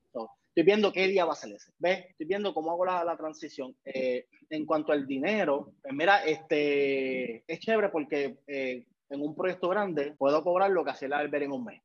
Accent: Puerto Rico; moved away as an adult; also born or lived in New York / Buffalo / Florida; vine a Puerto Rico, Montevalvería, en el pueblo de, de, mi pueblo en Juan, Puerto Rico

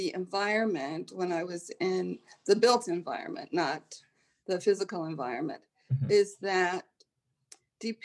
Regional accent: Salt Lake City, Utah, United States; moved away as an adult; also born or lived in Chicago, Illinois; now in New Haven, United States; I grew up in Salt Lake City, Utah, and I went to college in Chicago at Roosevelt University

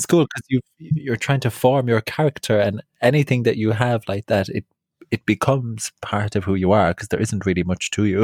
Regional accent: County Clare, Ireland; now in London, United Kingdom; I grew up in West Clare

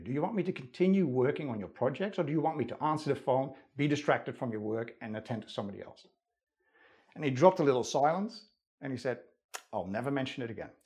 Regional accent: Netherlands; English is a second language; moved away as an adult; now in Australia; Not only was I not born in Australia, I was born in the Netherlands

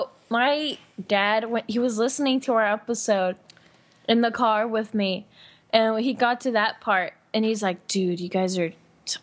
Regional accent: Mexico

